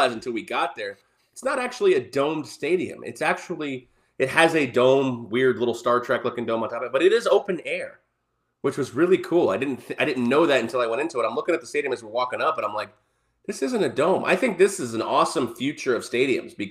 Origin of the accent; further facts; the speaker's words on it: Tampa, Florida, United States; I grew up in Tampa